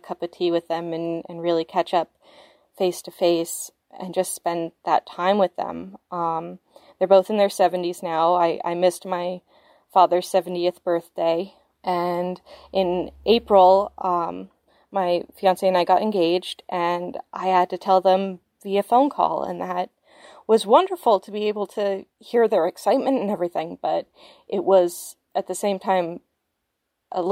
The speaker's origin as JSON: {"language": "English", "region": "Vermont", "country": "United States", "tie": "born or raised there", "said": "I was born and raised in Vermont, but to parents that are both American and Canadian"}